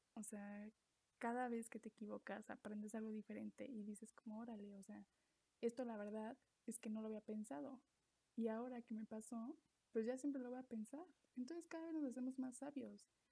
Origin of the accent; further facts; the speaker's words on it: Mexico; soy mexicana, vivo en México